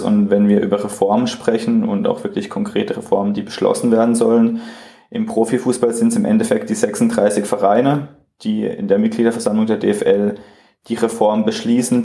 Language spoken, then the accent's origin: German; Freiburg, Baden-Württemberg, Germany; ich komme auch aus Freiburg